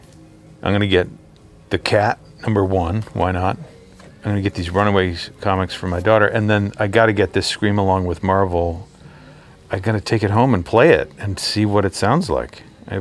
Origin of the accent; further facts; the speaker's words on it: Orono, Maine, United States; I grew up in Orono.